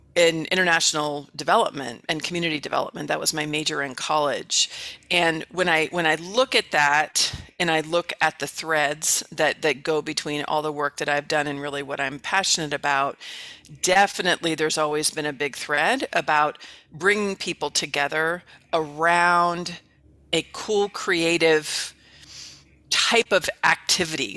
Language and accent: English; the Bay Area, California, United States; now in Mesa, United States; I'm from the Bay Area in, in, in California originally